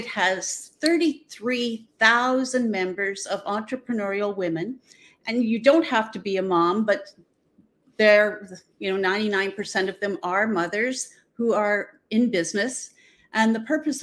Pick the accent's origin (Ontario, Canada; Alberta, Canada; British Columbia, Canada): Ontario, Canada; Southern; I am from Southern Ontario. I'm in a small port town called Port Stanley